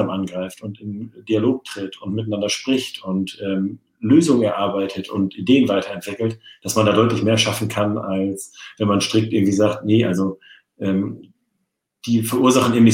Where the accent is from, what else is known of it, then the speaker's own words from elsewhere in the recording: Norderney, Lower Saxony, Germany; Föhr. Auf nee, Norderney. Föhr, Föhr waren die anderen.